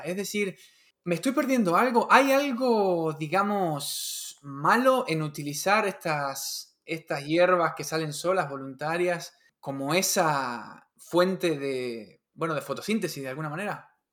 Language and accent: Spanish; Patagonia, Argentina; moved away; yo soy de la, de la Patagonia y bueno, me crié, me crié ahí, ¿no? Viví ahí muchos años